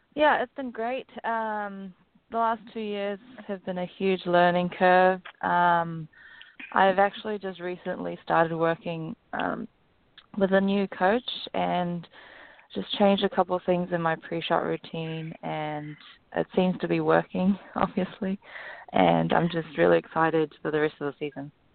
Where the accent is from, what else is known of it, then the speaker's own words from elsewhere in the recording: Auckland, New Zealand; moved away as an adult; now in United States; I grew up in Auckland, New Zealand, and then I came over to um, play college golf at Pepperdine University